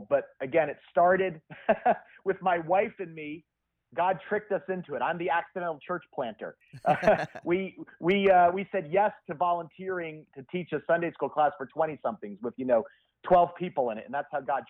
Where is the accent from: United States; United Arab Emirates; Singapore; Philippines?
United States; New Jersey; I'm born and raised in New Jersey.